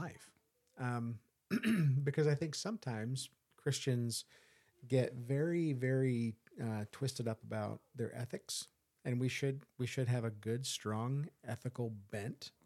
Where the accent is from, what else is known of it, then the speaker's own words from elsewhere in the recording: United States; I'm an American